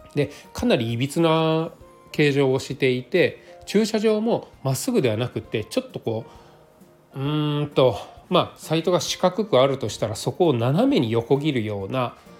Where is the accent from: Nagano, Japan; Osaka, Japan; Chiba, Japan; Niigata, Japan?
Nagano, Japan; moved away; 私地元が長野県なので長野県で、えー、帰省をしている中で